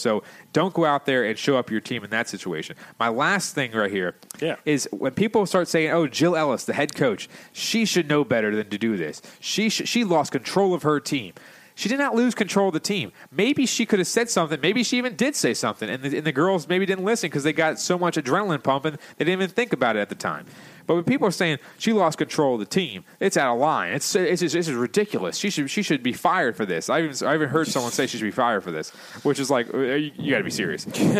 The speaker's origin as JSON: {"language": "English", "country": "Canada", "said": "as a Canadian, we would never, ever think of doing something like that. Yeah, go play some hockey, okay?"}